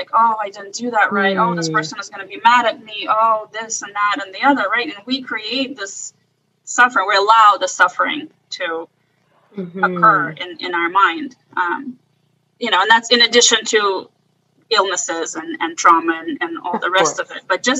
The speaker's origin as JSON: {"language": "English", "country": "Russia", "tie": "born there", "said": "So, you know, I was born in Russia, and the Russian culture is all about suffering."}